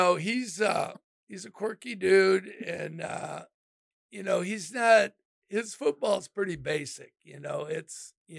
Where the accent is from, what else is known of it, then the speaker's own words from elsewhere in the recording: Midwest, United States; also born or lived in Aurora, Illinois; I'm a true Midwesterner. That's where my values are. That's where my roots are, right? That's who I am. So I'm not a Floridian. I'm not, an Arizonan.